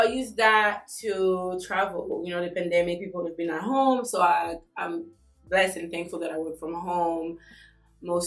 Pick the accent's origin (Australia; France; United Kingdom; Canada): France; also born or lived in Congo / Mali; now in United States; I'm from France by way of Congo and Mali.